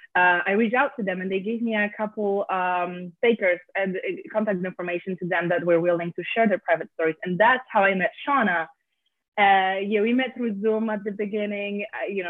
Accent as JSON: {"language": "English", "country": "Poland", "moved": "yes", "lives_now": "Westchester, United States", "said": "I'm not from here. I'm from Poland"}